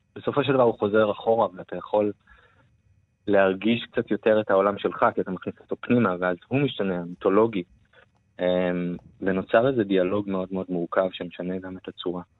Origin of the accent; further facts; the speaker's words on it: Israel; moved away as an adult; now in Berlin, Germany; אחד הדברים המרכזיים שלי בהוויה כישראלי היא, אי שייכות